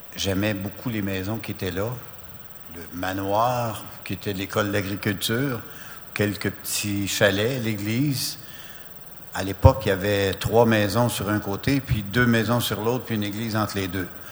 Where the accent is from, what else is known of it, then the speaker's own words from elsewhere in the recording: Amos, Quebec, Canada; Je suis d'Amos